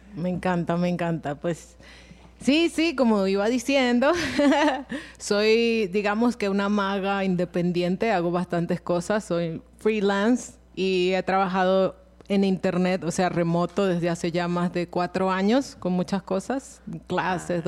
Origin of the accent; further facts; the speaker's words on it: Venezuela; now in Colombia; yo soy de Venezuela